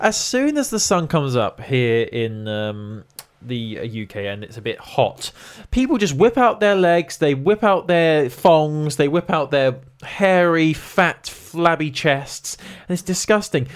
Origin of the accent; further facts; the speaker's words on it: England, United Kingdom; We're English